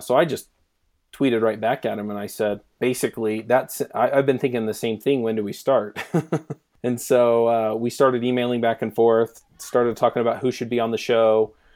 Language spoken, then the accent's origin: English; Utah, United States; we're both from Utah